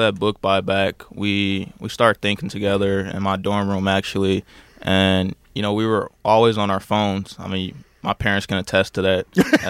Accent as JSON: {"language": "English", "town": "Detroit", "region": "Michigan", "country": "United States", "said": "I'm from right here in Detroit."}